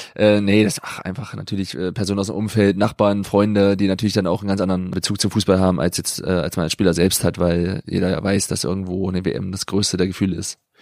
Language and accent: German; Wernigerode, Saxony-Anhalt, Germany; also born or lived in Bremen; now in Freiburg, Germany; Wernigerode im Harz, Sachsen-Anhalt, zwischen Magdeburg und Braunschweig